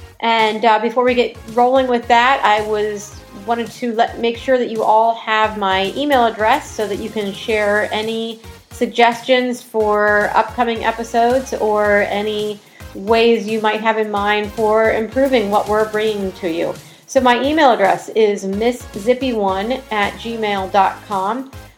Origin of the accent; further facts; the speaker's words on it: Ellicott City, Maryland, United States; my hometown here in Ellicott City